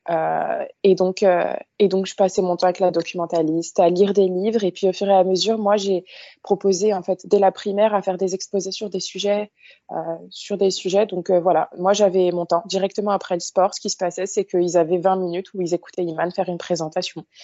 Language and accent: French; Île-de-France, France; Alors du coup, moi, je suis d'origine marocaine. Donc mes parents sont, euh, je suis de la seconde génération, donc enfin d'immigrés, et j'ai grandi en banlieue parisienne.